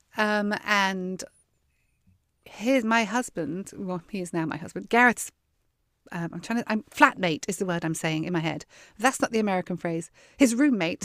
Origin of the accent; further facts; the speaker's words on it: Weymouth, South West England, United Kingdom; now in Texas, United States; I was born and grew up on the south coast of England. in a town called Weymouth